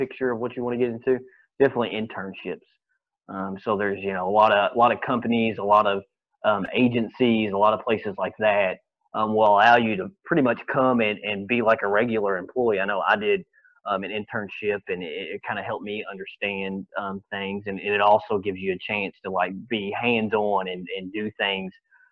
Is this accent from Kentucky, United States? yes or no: yes; Kentucky, United States; growing up in Kentucky